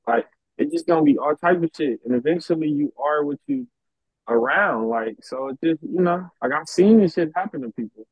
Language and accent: English; Los Angeles, California, United States; I was raised in South Central LA pretty much all my life